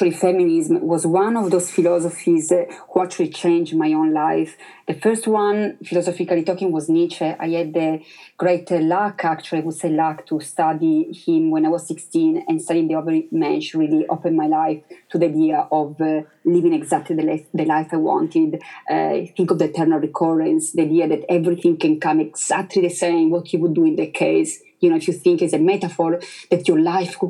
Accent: Italy; English is a second language; moved away; I'm originally from Italy

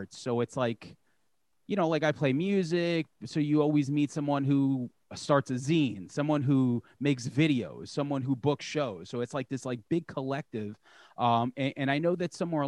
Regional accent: Long Island, New York, United States; I'm from New York, I'm from Long Island

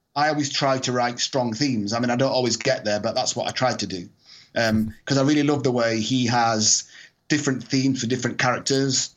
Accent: Scotland, United Kingdom; I'm Scottish

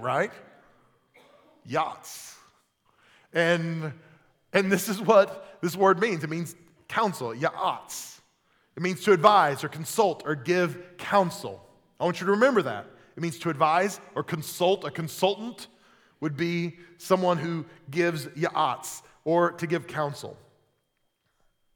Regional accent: Oklahoma, United States; I grew up in Oklahoma

